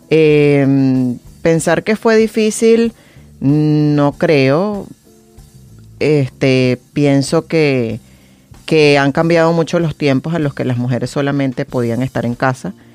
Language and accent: Spanish; Venezuela; pienso que como venezolanos tenemos una cultura totalmente diferente a la que vemos en el mundo